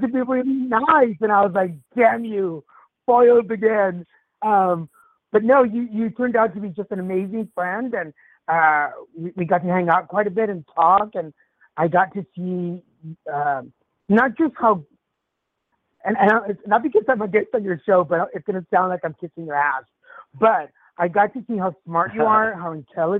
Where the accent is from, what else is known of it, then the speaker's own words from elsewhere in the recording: Texas, United States; also born or lived in Mexico / Dallas, Texas; I'm originally from Mexico, raised in Texas